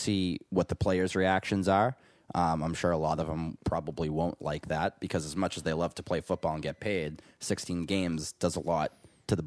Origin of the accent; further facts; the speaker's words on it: Boston, Massachusetts, United States; I am from Bean Town